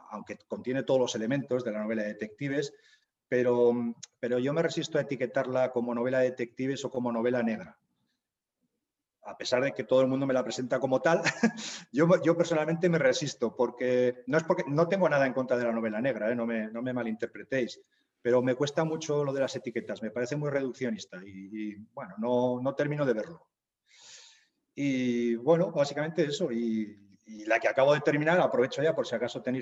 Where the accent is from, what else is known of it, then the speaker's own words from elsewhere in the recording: Zaragoza, Aragon, Spain; born there; nací en Zaragoza, trabajo desde hace bastantes años, como hemos hablado, en, ayuda humanitaria internacional.